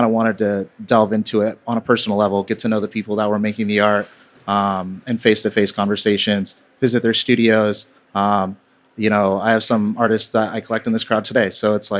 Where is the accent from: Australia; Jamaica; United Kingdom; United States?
United States; Tacoma, Washington; moved away as an adult; now in Bay Area, United States; In my hometown of Tacoma, Washington